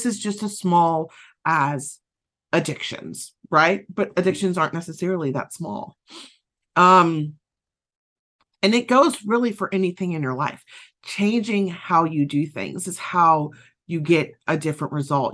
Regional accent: Southern United States, United States; accent: Southern; my Southern accent kicked in there some

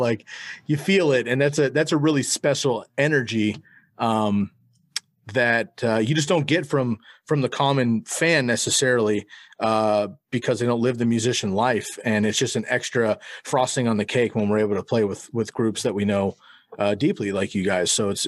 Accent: Eugene, Oregon, United States; But we've known that our backs are against the wall growing up in the Pacific Northwest. And if we were in Portland or Seattle, it might be a little bit different. But little Eugene, you know, it's hard.

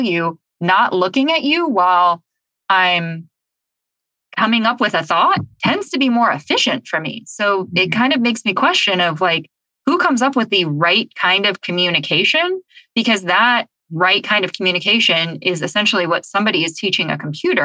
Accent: Southern California, United States; I grew up in Southern California

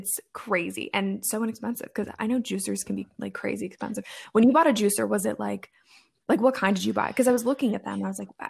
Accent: East Coast, United States; I went to college in the Midwest. I'm from the East Coast of the States.

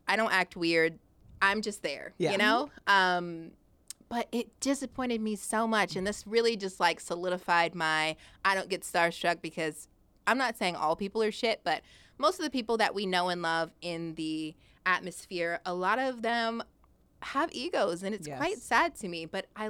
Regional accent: Long Beach, California, United States; because obviously I was like from Long Beach and I was like, all right, I want to move

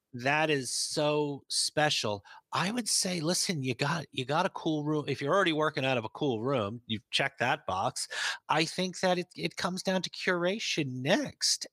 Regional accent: New York, United States; I'm from New York

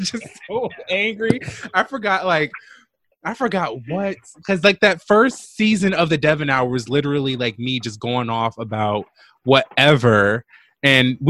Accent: Jersey City, New Jersey, United States; I'm just from Jersey City.

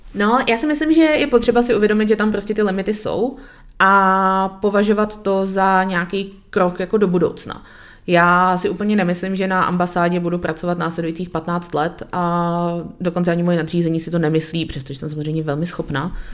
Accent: Czechia; celý oddělení je vlastně složený z Čechů, protože jsme experti

